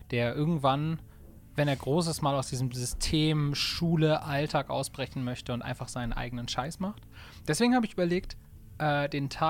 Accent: Bremen, Germany; Wir kommen, wir kommen aus Bremen, sind sesshaft in Bremen

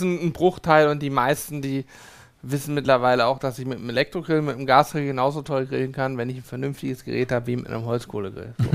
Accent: Hanover, Lower Saxony, Germany; als Hannoveraner

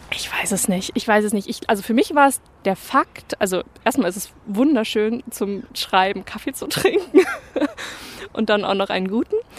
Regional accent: Bremen, Germany; first language German; moved away as an adult; also born or lived in Leipzig / Cologne; Ich komme ja ursprünglich auch aus Bremen

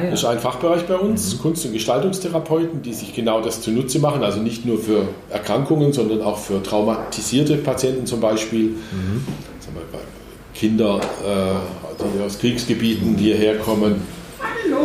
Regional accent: Black Forest, Baden-Württemberg, Germany; moved away; da, wo ich herkomme, aus, in meiner Heimat, in wesentlichen Teilen im Schwarzwald

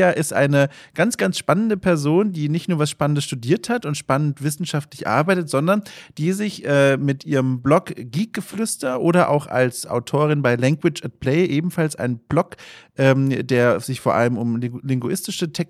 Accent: Bavaria, Germany; ich komme selbst aus Franken. Äh, ich habe den, den Dialekt über die Jahre verloren.

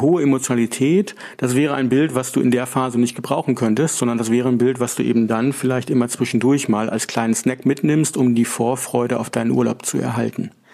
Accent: Northern Germany, Germany; als Norddeutsche, wir kommen ähm, von der Küste

